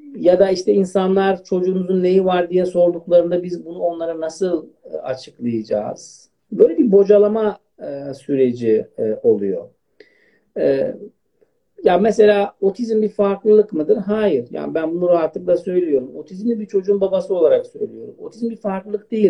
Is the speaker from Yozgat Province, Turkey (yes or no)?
no; Elazığ Province, Turkey; now in Istanbul, Turkey; Aslen Elazığlıyım.